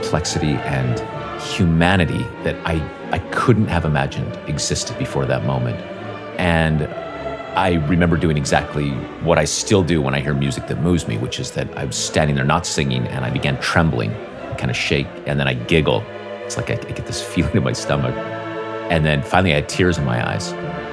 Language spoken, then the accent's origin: English; Northern Nevada, United States; I grew up in Northern Nevada